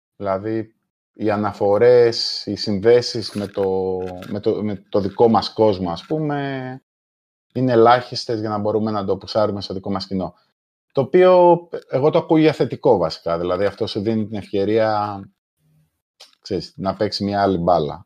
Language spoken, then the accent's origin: Greek; Malesina, Central Greece, Greece; moved away as an adult; also born or lived in England; είμαι από τη, από τη Μαλεσίνα Λοκρίδα